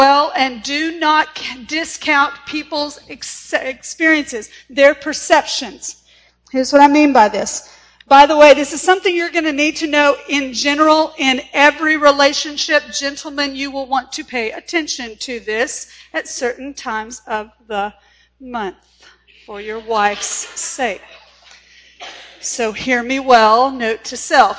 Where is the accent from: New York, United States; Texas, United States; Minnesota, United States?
Texas, United States; In my hometown, where I graduated from high school